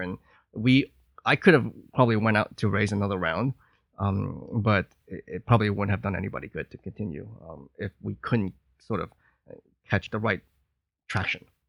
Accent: New York, United States; moved away as an adult; now in Hong Kong; I'm from New York

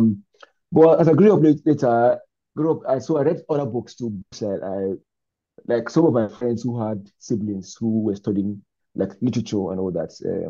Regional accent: Nigeria; moved away; as a Nigerian man too, I am now

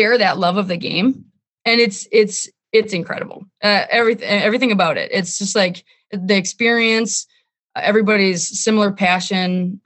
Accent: Wisconsin, United States; now in Minnesota, United States; I grew up in Wisconsin

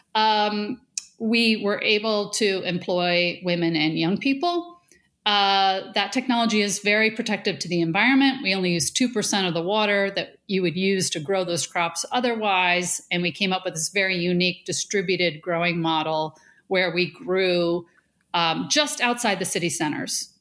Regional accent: Buffalo, New York, United States; I grew up in Buffalo, south of Buffalo, right? You know, we're the Rust Belt.

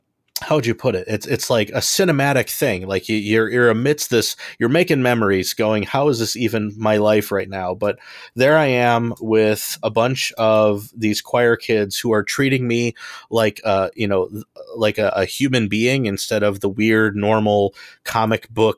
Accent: Homewood, Illinois, United States; I am from Homewood, Illinois.

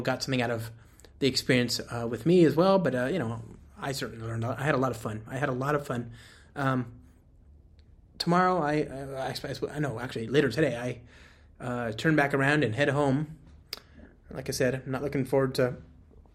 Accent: United States; I, as an American

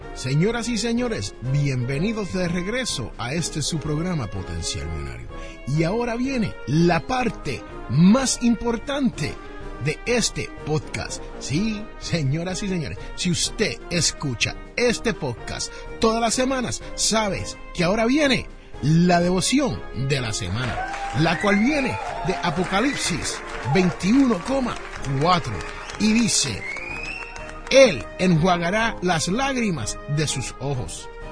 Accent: Jersey City, New Jersey, United States; en mi barrio, donde yo me crié en Jersey City, New Jersey, hablamos inglés

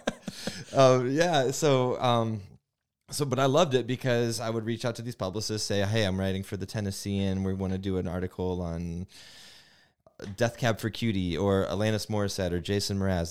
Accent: Bremen, Indiana, United States; also born or lived in South Bend; Growing up in South Bend, or Bremen

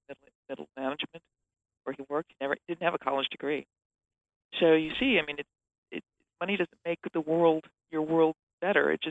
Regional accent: Minneapolis, Minnesota, United States; I grew up in Minneapolis, Minnesota, which is, it's just the heart of the Midwest

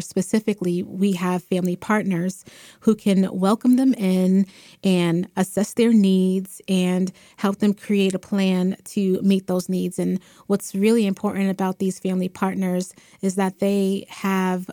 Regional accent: Boston, Massachusetts, United States; I am um, born and raised in Boston, raised um, Mattapan, Dorchester

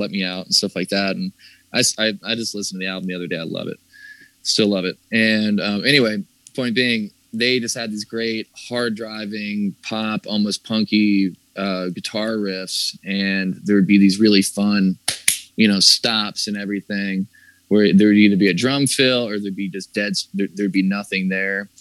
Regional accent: the South, United States; growing up in the South

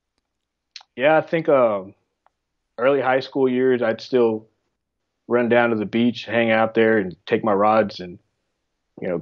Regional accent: Houston, Texas, United States; I'm from Texas on the Houston area

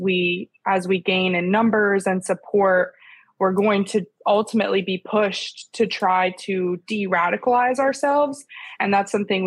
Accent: Parkersburg, West Virginia, United States; I'm from Parkersburg, West Virginia, which is along the Ohio River.

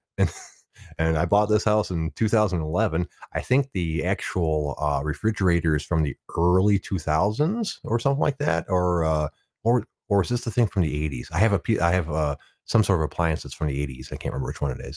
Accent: Detroit, Michigan, United States; born and raised in the Detroit area

